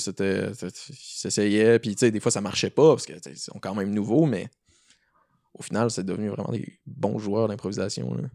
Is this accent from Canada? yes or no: yes; Rimouski, Quebec, Canada; je viens de ben, principalement de Rimouski. Euh, j'ai passé pas mal toute mon école là-bas